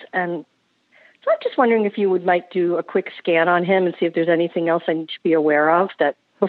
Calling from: Austin, Texas, United States; I'm calling from Austin, Texas.

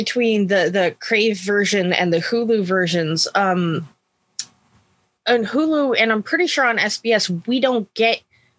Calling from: California, United States; I am joining you from the San Francisco Bay Area.

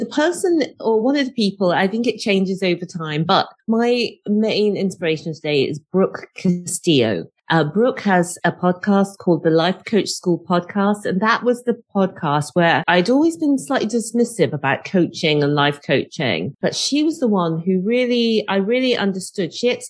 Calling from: Newport, Wales, United Kingdom; I'm coming to you today from Wales. I'm in Newport near Cardiff.

